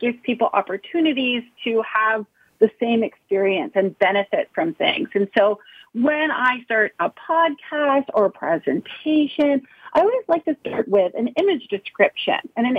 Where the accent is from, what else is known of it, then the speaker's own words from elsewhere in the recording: Arlington, Virginia, United States; moved away as an adult; also born or lived in Charlottesville, Virginia; now in Pittsburgh, United States; So I actually did not grow up in Pittsburgh. I grew up in Arlington, Virginia. And so that's, you know, where I spent most of my life.